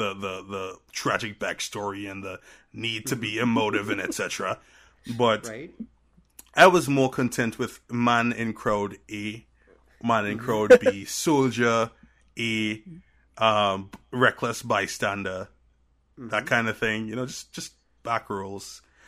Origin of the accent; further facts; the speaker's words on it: Trinidad & Tobago; accent: Trinidadian; now in United States; And so even when I go back to my Trinidadian accent, there's still those remnants of the American accent. And that's enough for people back home who don't know me to either think, one, I'm either faking my own accent